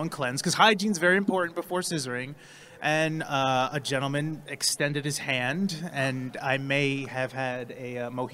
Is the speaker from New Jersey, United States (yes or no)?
yes; New Jersey, United States; I'm from New Jersey